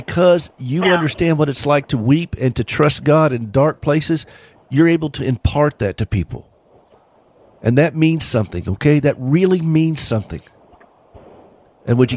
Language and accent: English; South Carolina, United States; I'm from South Carolina.